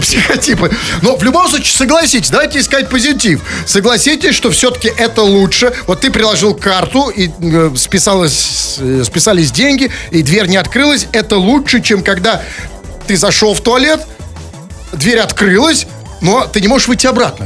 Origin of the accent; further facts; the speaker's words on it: Saint Petersburg, Russia; мы петербуржцы, мы, как всегда, горды за все, что происходит в нашем городе